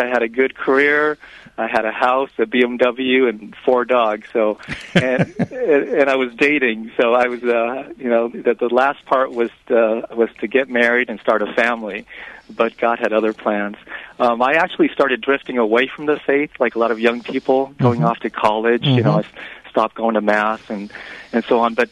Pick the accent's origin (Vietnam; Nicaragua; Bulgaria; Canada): Vietnam; moved away; I'm from Vietnam. I was born in Vietnam